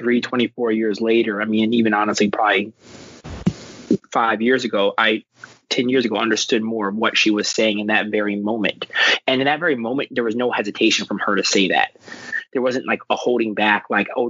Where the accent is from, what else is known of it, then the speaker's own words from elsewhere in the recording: Washington, District of Columbia, United States; I grew up in Northwest Washington, D.C.